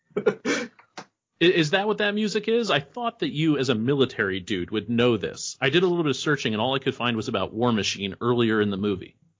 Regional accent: New York, United States; now in Ohio, United States; I'm originally from New York

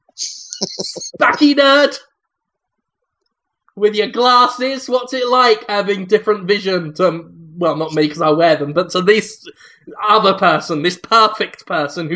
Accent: United Kingdom; I am British.

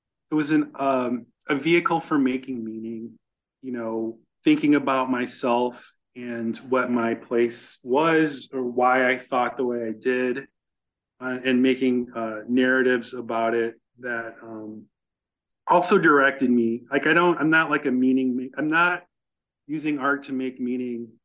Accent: Chicago, Illinois, United States; I grew up in Chicago, which was really segregated at the time

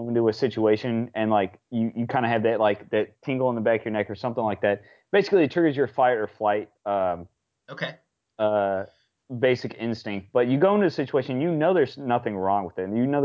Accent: Jefferson City, Missouri, United States; now in St. Louis, United States; this is not where I'm originally from. I'm from Jefferson City. I'm one of Kenny's high school buddies

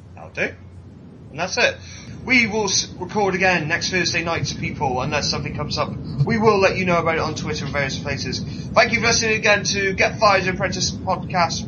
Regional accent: Welsh, Wales, United Kingdom; being Welsh

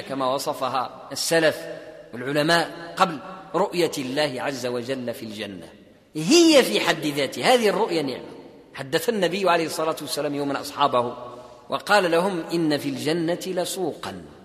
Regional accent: Morocco; عندنا في المغرب

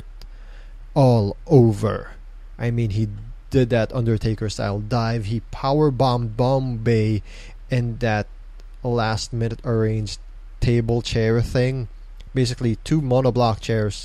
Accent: Mandaluyong, Metro Manila, Philippines; I'm from Mandaluyong. Mandaluyong represent

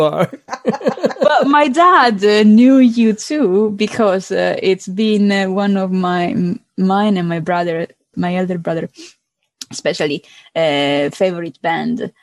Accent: Palermo, Sicily, Italy; English is a second language; I'm from Palermo, I'm from Sicily

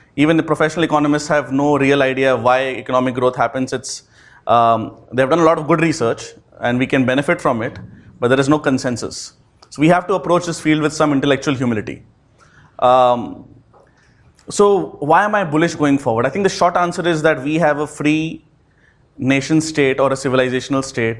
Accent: Kolkata, West Bengal, India; moved away as an adult; also born or lived in Delhi, India / New Hampshire, United States; I am born and brought up in Calcutta. So I'm a Calcutta boy.

